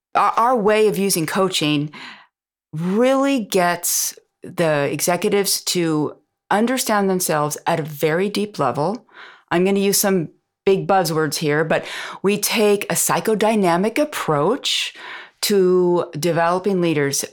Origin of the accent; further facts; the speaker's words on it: United States; moved away as an adult; also born or lived in France; As an American